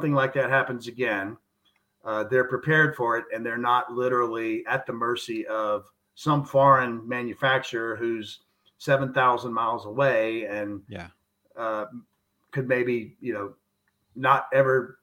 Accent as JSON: {"language": "English", "region": "the South", "country": "United States", "said": "I'm from the South"}